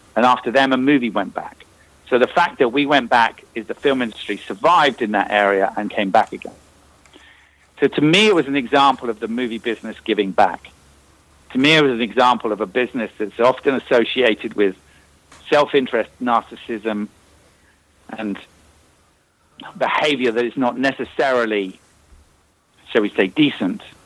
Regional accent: Northern Ireland, United Kingdom; moved away; because we're both from Northern Ireland

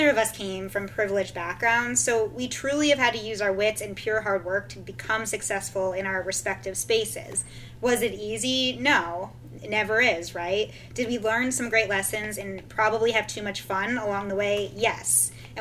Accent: Vermont, United States; moved away as an adult; I grew up in Vermont, way up north.

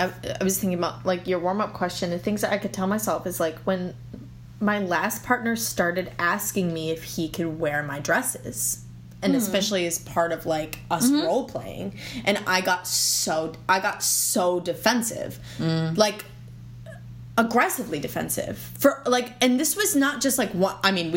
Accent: East Coast, United States; I'm from the East Coast.

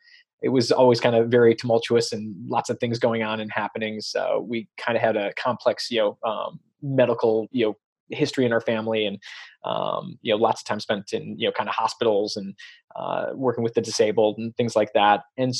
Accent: Chicago, Illinois, United States; now in Santa Cruz, United States; I grew up in Chicago.

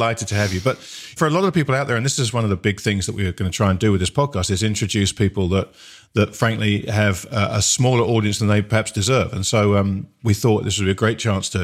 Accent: United Kingdom; I'm a Brit

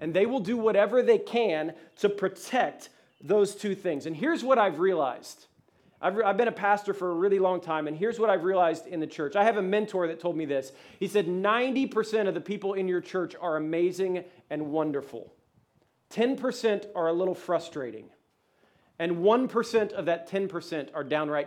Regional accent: Ohio, United States; now in Atlanta, United States; I'm from Ohio

